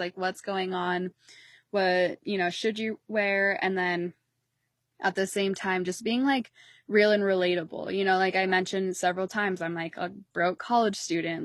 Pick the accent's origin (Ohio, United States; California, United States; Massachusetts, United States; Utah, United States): Utah, United States; I'm, like, Mountain Standard Time, I'm from Utah